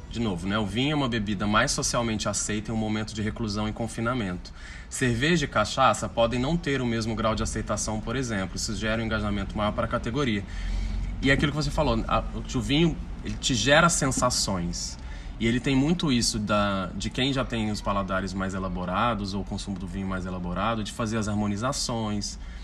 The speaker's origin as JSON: {"language": "Portuguese", "country": "Brazil", "said": "a gente é brasileiro"}